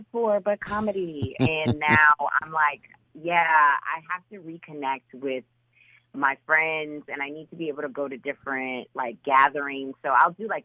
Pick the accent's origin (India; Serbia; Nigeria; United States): United States; Oakland, California; now in Brooklyn, United States; I grew up in Oakland